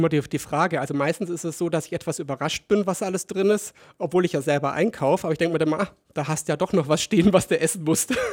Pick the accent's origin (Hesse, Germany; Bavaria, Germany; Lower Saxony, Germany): Bavaria, Germany; Kaufbeuren; also born or lived in Ingolstadt; Ich selber bin ja gebürtig aus Ingolstadt und mit neun Jahren, knapp neun Jahren nach Kaufbeuren gekommen. Deswegen ist es bei mir mit dem Dialekt, sagen wir mal, so eine undefinierbare Mischung